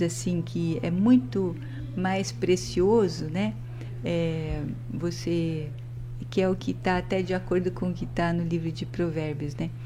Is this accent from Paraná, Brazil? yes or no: yes; Maringá, Paraná, Brazil; also born or lived in Curitiba / Amazonas; a gente sou daqui de Maringá